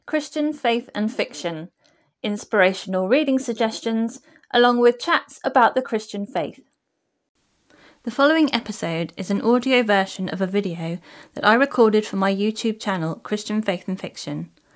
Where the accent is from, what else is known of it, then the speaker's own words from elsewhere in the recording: England, United Kingdom; As an English person